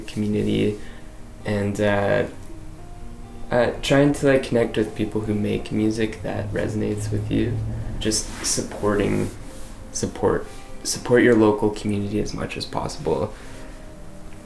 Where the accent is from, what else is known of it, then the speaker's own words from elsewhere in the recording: Canmore, Alberta, Canada; now in Victoria, Canada; I am originally from Canmore, Alberta, but I now reside in Victoria, British Columbia.